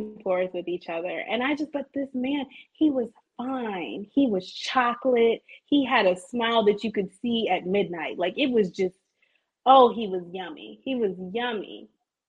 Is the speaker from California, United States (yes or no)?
yes; Bay Area, California, United States; I'm from the Bay Area